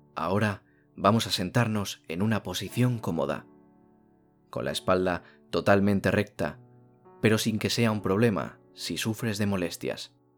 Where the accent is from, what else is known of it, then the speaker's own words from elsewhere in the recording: Spain; en mi país ha nevado muchísimo